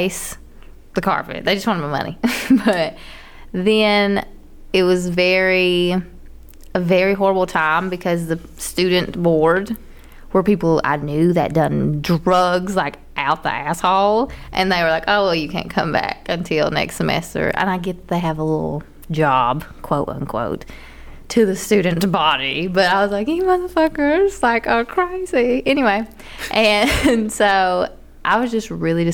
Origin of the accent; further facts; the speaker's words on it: near Pikeville, Kentucky, United States; moved away as an adult; also born or lived in Lexington, Kentucky / Georgia; I was in Pikeville and I had to go back home, which is like 45 minutes away, but still in the middle of fucking nowhere.